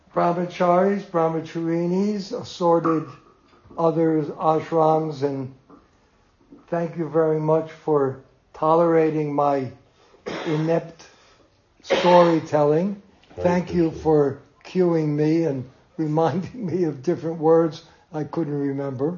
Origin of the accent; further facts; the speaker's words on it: Jersey City, New Jersey, United States; moved away; also born or lived in New York; I was born in Jersey City in the same hospital